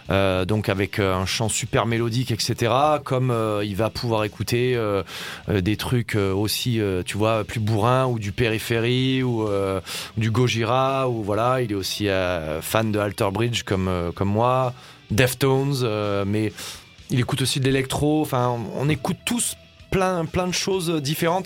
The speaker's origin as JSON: {"language": "French", "area": "Var", "region": "Provence-Alpes-Côte d'Azur", "country": "France", "moved": "yes", "said": "je suis originaire de, du Var à la base."}